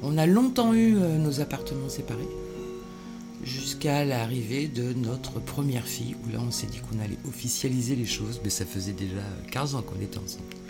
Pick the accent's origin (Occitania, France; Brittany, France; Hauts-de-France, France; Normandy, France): Normandy, France; Étainhus; moved away; also born or lived in Bordeaux area; J'ai grandi en Normandie, près du Havre, à Étainhu.